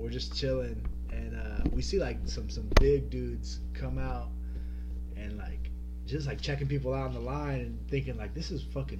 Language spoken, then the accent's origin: English; Nashville, Tennessee, United States; moved away as an adult; also born or lived in Kentucky; we're from the Nashville area.